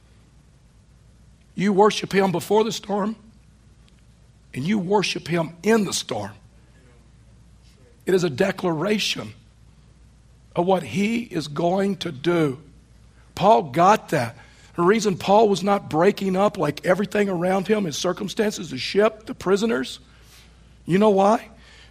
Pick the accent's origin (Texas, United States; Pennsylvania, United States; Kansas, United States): Texas, United States; East; now in Colorado, United States; Where I was raised in East Texas, within 15 minutes of my home were six lakes